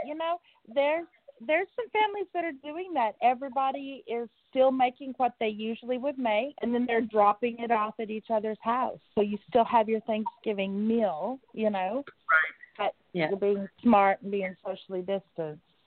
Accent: Oklahoma, United States; I'm from Oklahoma

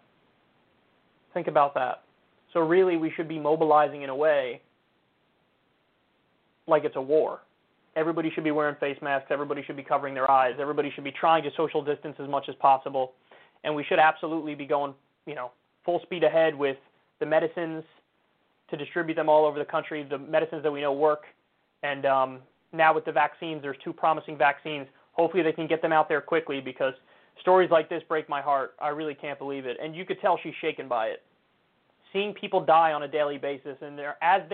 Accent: United States; I'm as American as it gets.

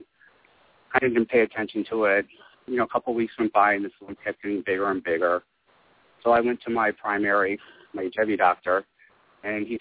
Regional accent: Springfield, Massachusetts, United States; moved away; also born or lived in New York City; I decided to move from New York City back to my hometown, Springfield, Massachusetts.

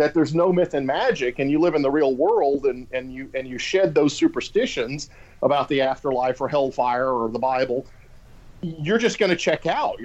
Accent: Louisiana, United States; now in Texas, United States; I grew up in Louisiana

